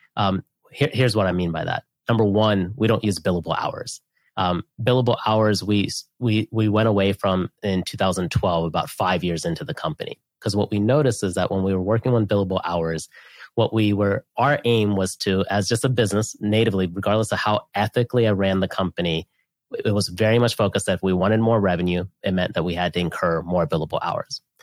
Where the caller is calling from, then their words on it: Austin, Texas, United States; I'm calling in from Austin, Texas